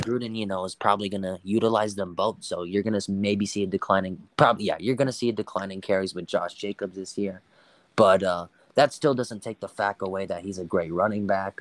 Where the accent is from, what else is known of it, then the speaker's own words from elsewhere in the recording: El Paso, Texas, United States; my hometown, El Paso